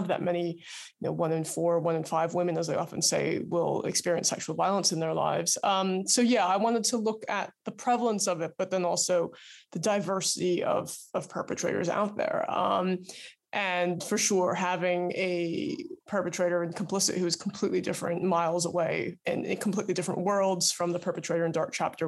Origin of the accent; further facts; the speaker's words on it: New York, United States; So I grew up outside of New York, and Los Angeles is where my parents now live